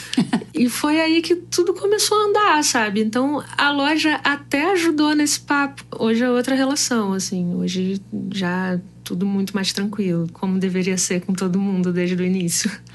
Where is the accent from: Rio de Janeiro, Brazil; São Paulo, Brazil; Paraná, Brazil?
Rio de Janeiro, Brazil; sou do Rio de Janeiro